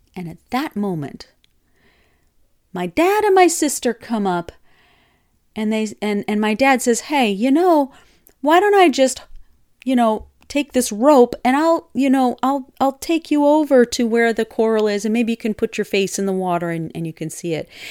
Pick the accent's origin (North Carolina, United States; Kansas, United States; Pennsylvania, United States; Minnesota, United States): Minnesota, United States; my youth, my ute growing up in Minnesota